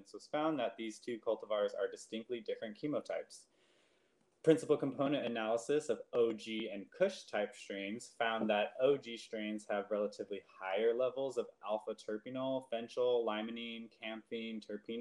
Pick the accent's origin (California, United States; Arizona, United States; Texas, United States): California, United States; San Gabriel Valley; where I grew up in San Gabriel Valley